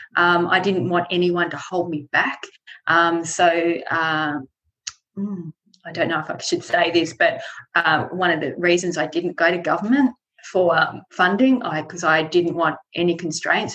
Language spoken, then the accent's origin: English; Tasmania, Australia; I was born in Tasmania, and I've always lived here. I've never lived outside Tasmania